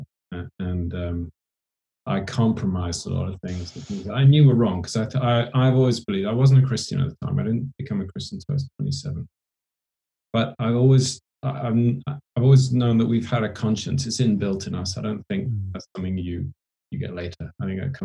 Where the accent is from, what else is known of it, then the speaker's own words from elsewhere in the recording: Oxfordshire, South East England, United Kingdom; I grew up in Oxfordshire in England.